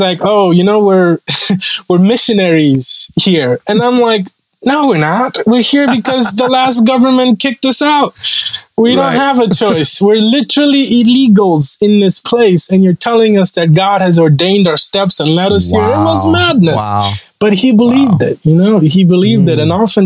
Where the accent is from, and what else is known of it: Rwanda; born or raised there; English is a second language; moved away